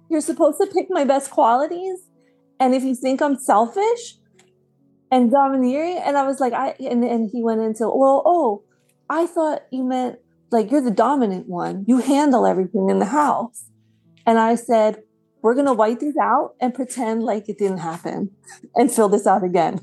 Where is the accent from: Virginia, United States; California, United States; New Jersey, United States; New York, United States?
New Jersey, United States; I grew up in Central Jersey